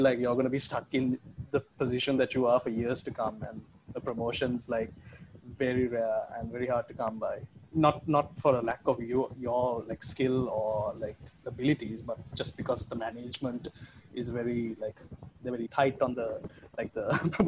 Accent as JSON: {"language": "English", "country": "Oman", "tie": "born or raised there", "said": "I knew this kid like growing up in Oman."}